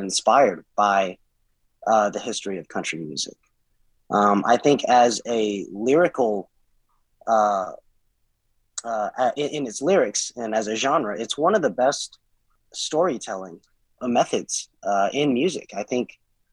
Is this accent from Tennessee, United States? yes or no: yes; Nashville, Tennessee, United States; my brother and I were both born and raised in Nashville